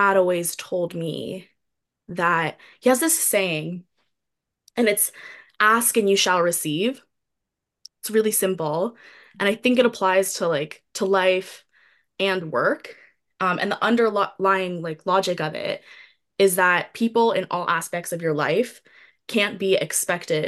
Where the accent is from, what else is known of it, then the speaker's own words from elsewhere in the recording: New York City, New York, United States; I grew up in a city, I grew up in New York City